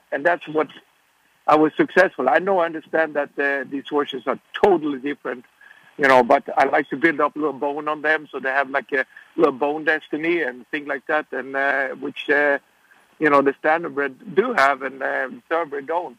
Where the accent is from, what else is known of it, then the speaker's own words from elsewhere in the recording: Sweden; now in United States; I grew up in Sweden